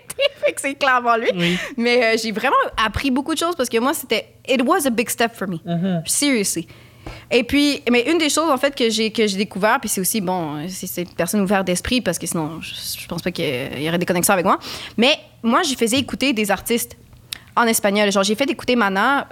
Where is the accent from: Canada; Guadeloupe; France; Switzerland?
Canada; Quebec; je suis québécoise d'origine chilienne